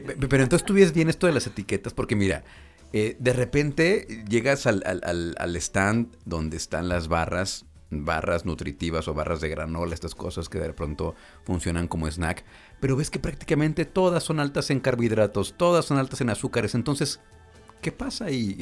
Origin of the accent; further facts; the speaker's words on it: Mexico; como mexicanos